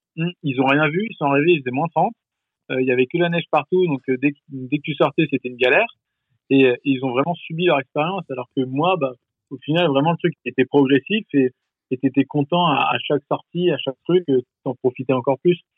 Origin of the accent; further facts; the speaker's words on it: France; moved away as an adult; also born or lived in Canada; en tant que français